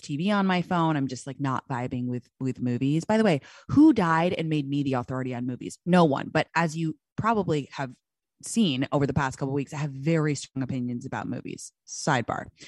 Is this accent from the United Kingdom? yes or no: yes; London, United Kingdom; moved away; my hometown of London